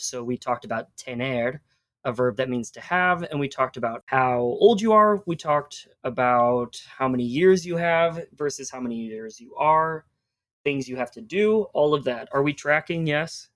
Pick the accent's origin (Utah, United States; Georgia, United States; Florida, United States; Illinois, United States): Illinois, United States; Chicago; now in Chattanooga, United States; yo soy de Chicago.